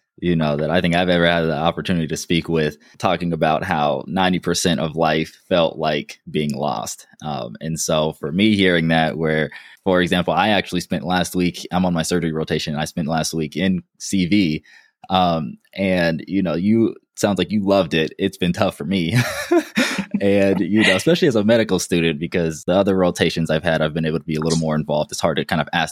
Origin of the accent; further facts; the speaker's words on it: Denver, Colorado, United States; moved away as an adult; also born or lived in Durham, North Carolina; I'm from Denver